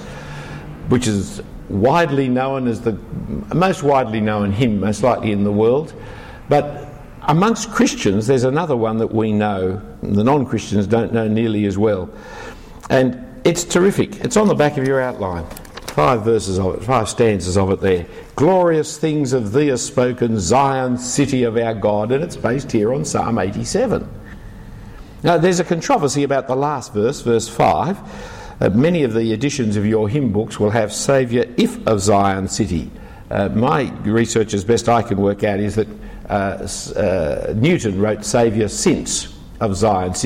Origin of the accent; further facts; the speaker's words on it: Sydney, New South Wales, Australia; I wasn't born in Jerusalem, I was born in Sydney. I was born in the back streets of King's Cross